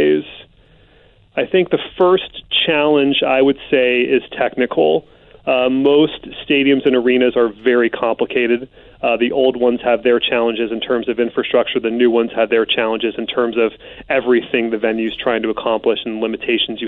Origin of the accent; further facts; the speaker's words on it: Bay Area, California, United States; I grew up in the Bay Area in the 80s and 90s